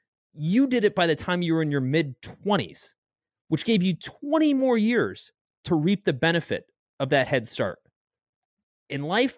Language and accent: English; Canada; I'm a Canadian model.